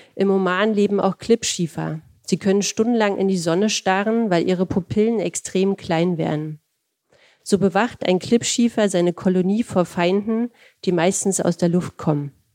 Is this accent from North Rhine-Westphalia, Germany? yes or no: no; Berlin, Germany; ich komme aus einer Arbeiterfamilie, aus Berlin-Friedrichshain